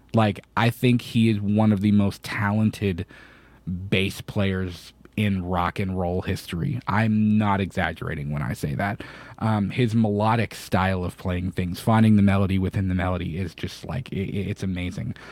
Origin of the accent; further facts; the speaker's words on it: Florida, United States; I'm from Florida